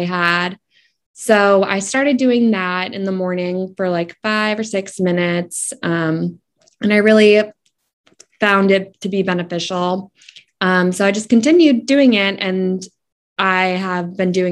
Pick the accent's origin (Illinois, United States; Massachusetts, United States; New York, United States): Massachusetts, United States; I am from Massachusetts in the United States